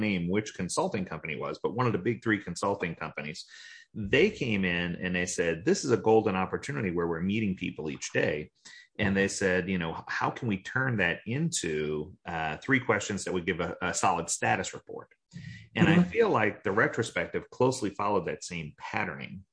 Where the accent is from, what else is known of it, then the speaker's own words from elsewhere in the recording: New Orleans, Louisiana, United States; now in Florida, United States; I grew up in New Orleans